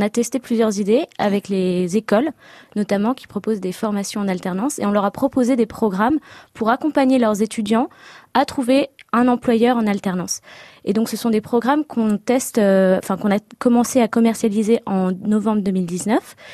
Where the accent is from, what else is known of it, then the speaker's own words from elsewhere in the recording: Les Lilas, Île-de-France, France; moved away as an adult; also born or lived in England; now in Cambridge, United Kingdom; je suis née au Lila dans Seine-Saint-Denis en 93